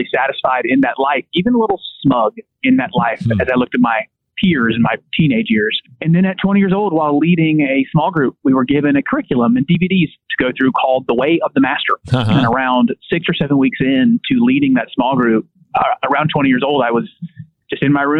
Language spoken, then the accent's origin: English; Greenville, South Carolina, United States; also born or lived in Ivory Coast; from Greenville, South Carolina